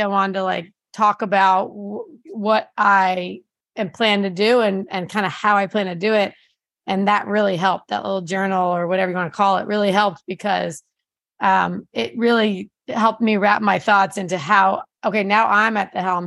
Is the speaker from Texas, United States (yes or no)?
no; New Jersey, United States; moved away; I grew up in New Jersey